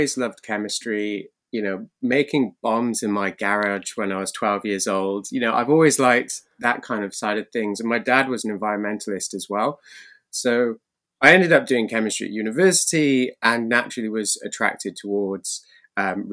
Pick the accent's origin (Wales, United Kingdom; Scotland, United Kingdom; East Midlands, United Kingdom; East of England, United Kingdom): Wales, United Kingdom; Cardiff; born in Wales, Cardiff, the capital city